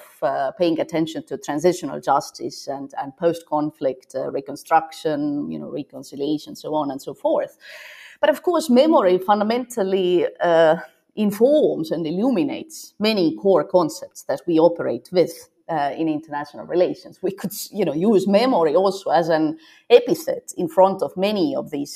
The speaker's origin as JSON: {"language": "English", "country": "Estonia", "tie": "born or raised there", "moved": "yes", "lives_now": "Copenhagen, Denmark", "said": "while I was growing up in Soviet Estonia"}